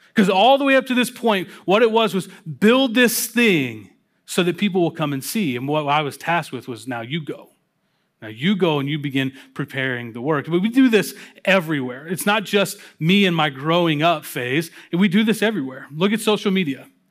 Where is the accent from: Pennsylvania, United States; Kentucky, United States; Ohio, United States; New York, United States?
Kentucky, United States; Louisville; moved away; I, uh, was invited to come work with a church plant down in my hometown of Louisville, Kentucky